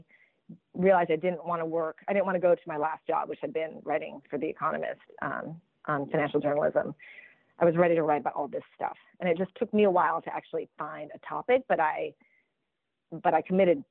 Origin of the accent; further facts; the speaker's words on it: Racine, Wisconsin, United States; moved away as an adult; also born or lived in Philippines; I was born in the Philippines, and we moved to Wisconsin when I was six. In the late 70s, so a time when Racine, my town, wasn't especially diverse, and had a great, you know, middle-class childhood there